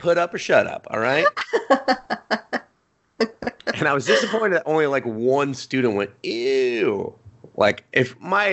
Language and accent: English; United States; I'm American